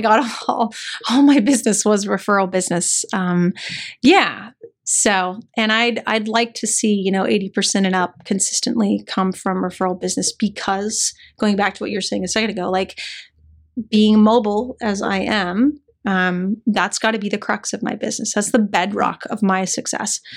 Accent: El Paso, Texas, United States; moved away as an adult; a, white kid growing up in El Paso, Texas

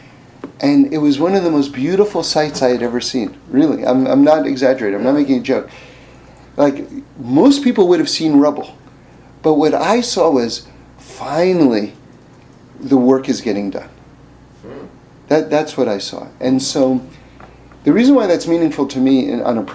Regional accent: New York City, New York, United States; I grew up in New York City.

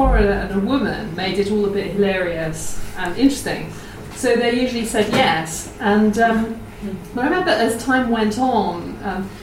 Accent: Oxford, South East England, United Kingdom; I grew up in Oxford

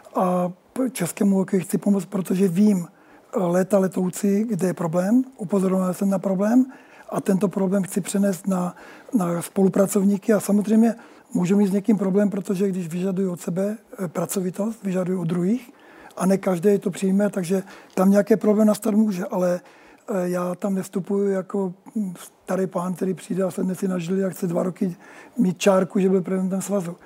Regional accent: Moravia, Czechia; Já jsem, já jsem Čech. Eh, žijící na Moravě, já jsem Moravák

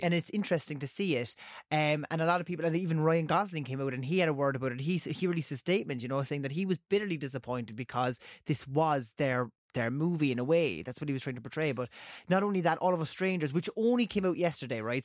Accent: Cork, Munster, Ireland; I'm from Cork

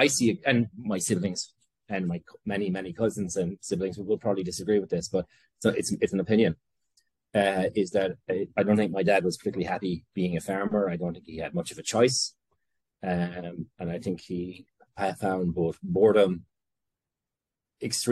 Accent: Tipperary, Munster, Ireland; moved away as an adult; also born or lived in Brooklyn, New York; now in New York, United States; I'm from Tipperary, from a farming community in the parish of Ballinahinch.

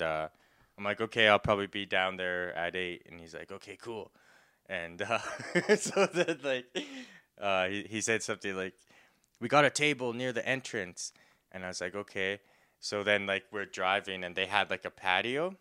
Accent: Saskatoon, Saskatchewan, Canada; I'm from Saskatoon, Saskatchewan

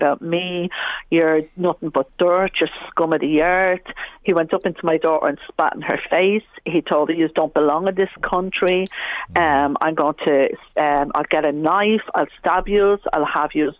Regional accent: Dublin, Leinster, Ireland; I'm originally from Coolock. I became a Muslim in 2005. I kind of lived both sides of the tracks, and I'm always saying it's a blessing. Because growing up here in the 80s

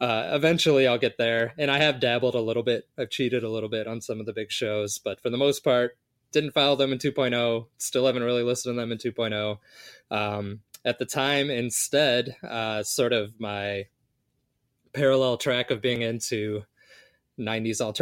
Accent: Chicago, Illinois, United States; I was growing up in Chicago

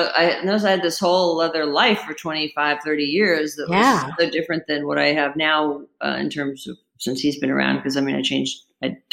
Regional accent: Beverly Hills, California, United States; now in Ojai, United States; I grew up in Beverly

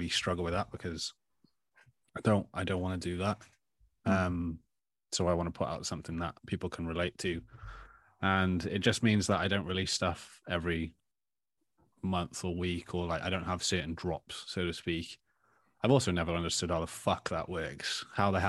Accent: Tenby, Wales, United Kingdom; also born or lived in Australia; we had three shops growing up, one in Tenby and two in Saundersfoot that I used to work

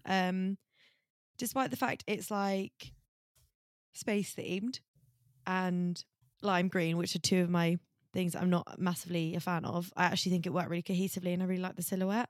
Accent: Essex, East of England, United Kingdom; I'm from Essex

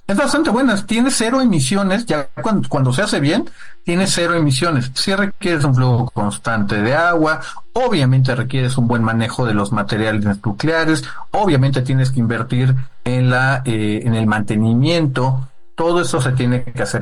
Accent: Oaxaca, Mexico; yo diría que como oaxaqueño

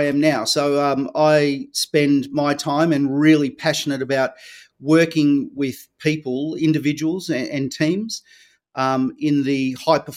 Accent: Victoria, Australia; I grew up here in Australia, in Victoria, the same as you, Nick

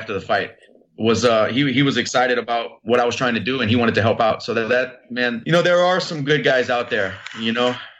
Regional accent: Lafayette, Louisiana, United States; my hometown of Lafayette, Louisiana

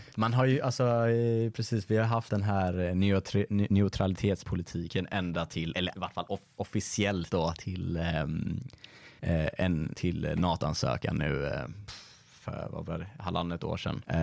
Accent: Sweden; som en svensk

